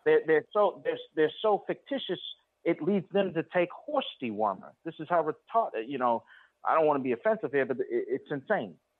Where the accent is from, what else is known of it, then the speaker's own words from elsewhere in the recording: New York City, New York, United States; here in New York, I grew up in Queens here